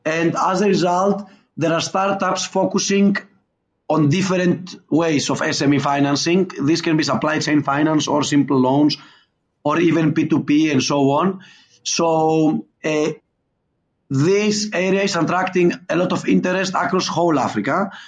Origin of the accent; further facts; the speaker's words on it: Skiathos, Thessaly, Greece; now in Lagos, Nigeria; I'm originally from Greece, and the place where my family comes from is the island of Skiathos, where they made the Mamma Mia movie. So as you can imagine, my hometown is a very touristic place